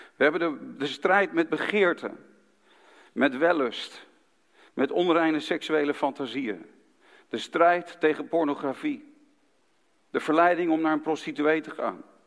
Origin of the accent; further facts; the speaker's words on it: Haarlem, North Holland, Netherlands; in Haarlem, de stad waar ik ben geboren